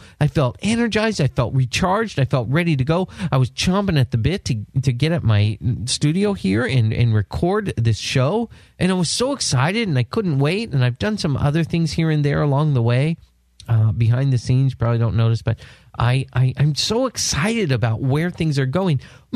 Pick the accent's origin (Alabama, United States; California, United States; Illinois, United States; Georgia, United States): California, United States; San Diego; my hometown of San Diego